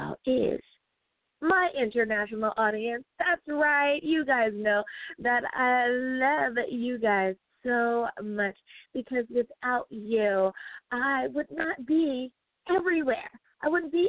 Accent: United States; the good old U.S. of A. Woohoo! My home country

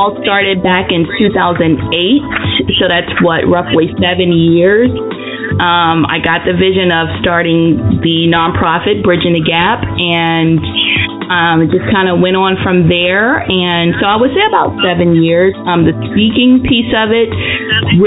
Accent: Anson County, North Carolina, United States; also born or lived in Charlotte, North Carolina / Maryland; I was born in Charlotte. I grew up in Maryland for like the first, 8 years of my life. And then I moved to the wonderful metropolis, Anson County, and I graduated from high school there, Anson County, North Carolina

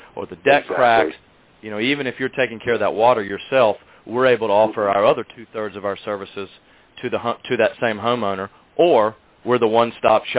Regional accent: Macon, Georgia, United States; also born or lived in South Carolina; moving back to my hometown of Macon, Georgia

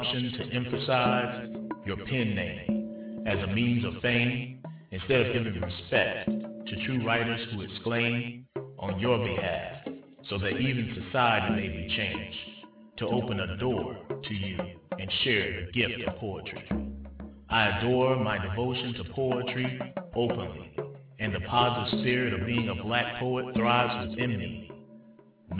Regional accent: Georgia, United States; my home state in Georgia

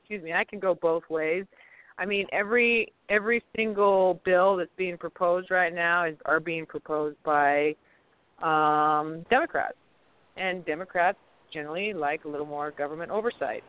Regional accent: Arizona, United States; I'm from Arizona

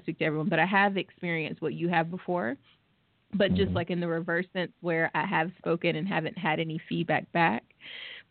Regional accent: Georgia, United States; I'm literally born and raised in Georgia.

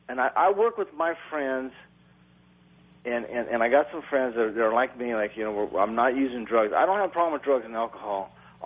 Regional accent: Bay Area, California, United States; also born or lived in Hayward, California / San Leandro, California; I'm originally from the Bay Area.

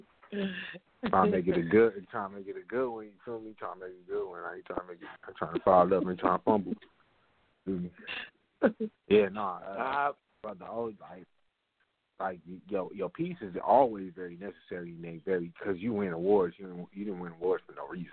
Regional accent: California, United States; I'm coming from California

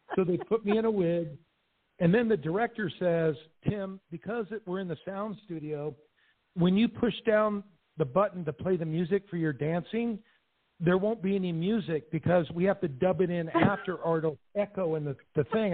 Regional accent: Southern California, United States; I grew up in Southern California

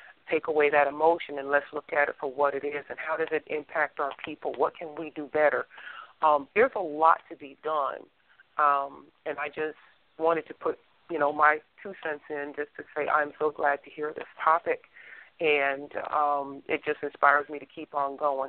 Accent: New Jersey, United States; now in Texas, United States; I'm originally from New Jersey and I live in Texas, so I got that East Coast mentality

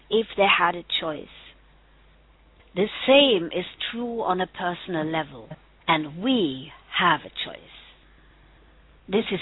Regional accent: Germany; accent: German; English is a second language; moved away; As you can probably hear from my accent, I'm German, and I come from behind the Berlin Wall

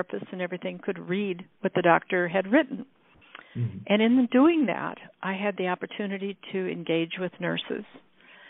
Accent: Iowa, United States; now in California, United States; Iowa, which is where I grew up

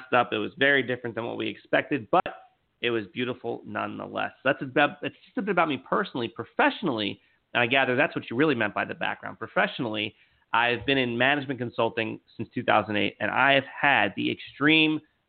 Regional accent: New York, United States; also born or lived in Philadelphia / Los Angeles; now in Orlando, United States; born and raised in New York

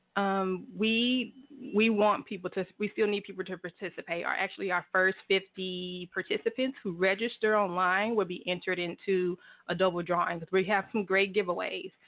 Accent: Houston, Texas, United States; moved away as an adult; now in Tulsa, United States; I'm originally from Houston

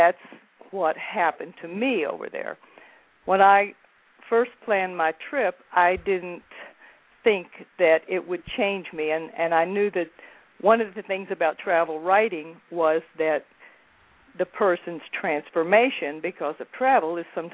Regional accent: West Virginia, United States; moved away; my hometown in West Virginia

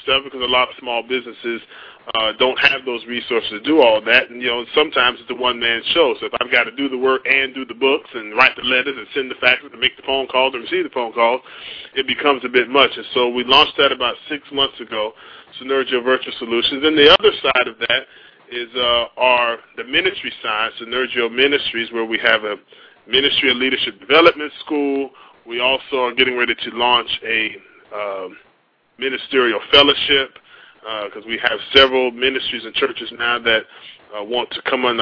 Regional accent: Port Salerno, Florida, United States; also born or lived in Manhattan, New York / West Palm Beach; now in Orlando, United States; I was born in Manhattan, New York, and it's actually a unique story. At the age of two, I moved down to the little fisherman, little small town about 30 miles north of West Palm Beach called Port Salerno

